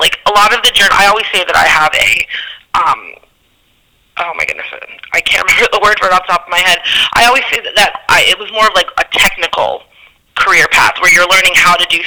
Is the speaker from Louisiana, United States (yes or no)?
no; Scranton, Pennsylvania, United States; moved away as an adult; now in New York, United States; I actually grew up in Scranton, Pennsylvania.